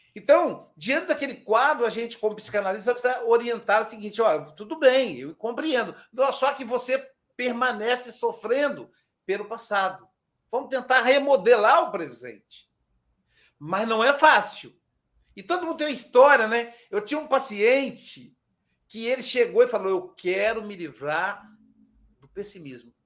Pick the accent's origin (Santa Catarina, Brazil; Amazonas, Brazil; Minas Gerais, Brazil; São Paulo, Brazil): Minas Gerais, Brazil; Muriaé; diretamente da minha cidade natal, Muriaé, Minas Gerais